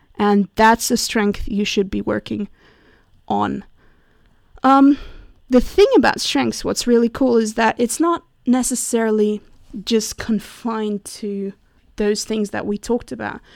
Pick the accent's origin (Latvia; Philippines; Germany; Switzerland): Switzerland; I'm from Switzerland